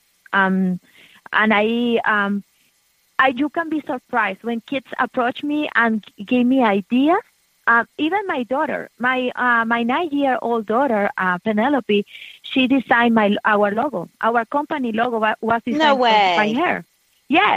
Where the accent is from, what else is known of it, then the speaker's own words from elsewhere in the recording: Venezuela; moved away as an adult; also born or lived in Miami, United States; now in Americus, United States; when we came from Venezuela, we didn't have kids.